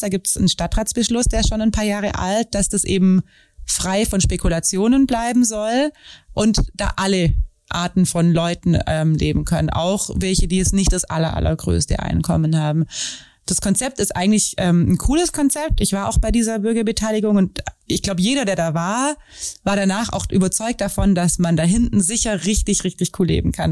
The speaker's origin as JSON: {"language": "German", "town": "Wangen im Allgäu", "region": "Baden-Württemberg", "country": "Germany", "said": "ich komme aus Wangen"}